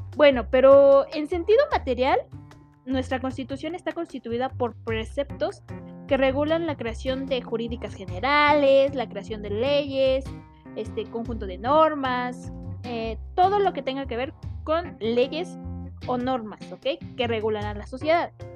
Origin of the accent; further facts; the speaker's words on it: Mexico; nosotros como mexicanos